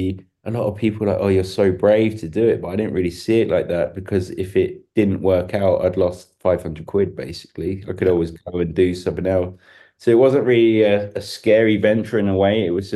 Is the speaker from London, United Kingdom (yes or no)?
yes; London, United Kingdom; People can tell I'm English, but it's definitely polished because it's gone down. Because when I first turned up, you know, straight out of Kidbrook High, you know, people couldn't understand a word I was talking about in Austria.